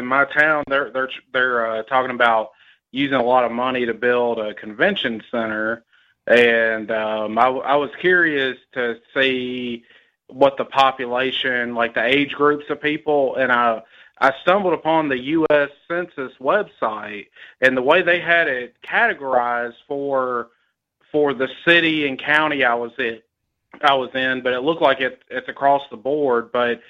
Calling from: Tennessee, United States

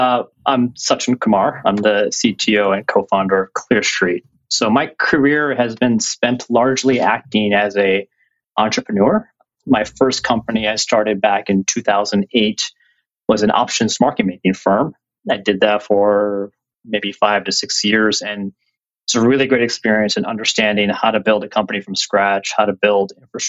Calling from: New York City, New York, United States; I am calling in from our headquarters in New York City in 4 World Trade Center.

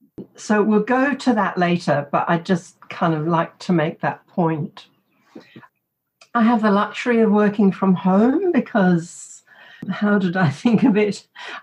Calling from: Canberra, Australian Capital Territory, Australia; I'm speaking from Ngunnawal land in a beautiful spring morning in Canberra, and the blossoms are out.

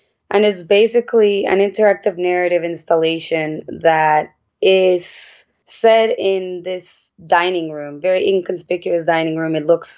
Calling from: New York City, New York, United States; I am calling in from Brooklyn, New York.

